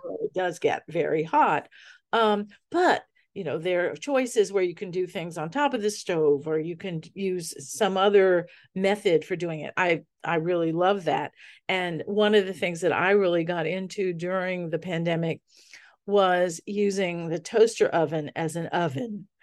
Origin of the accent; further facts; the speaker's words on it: New Orleans, Louisiana, United States; I grew up in New Orleans in the Sicilian family